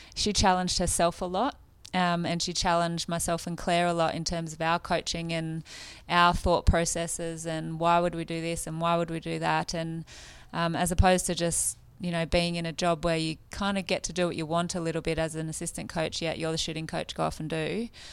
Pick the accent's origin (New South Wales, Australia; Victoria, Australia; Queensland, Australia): New South Wales, Australia; Woy Woy; moved away; also born or lived in New Zealand; I came from the Central Coast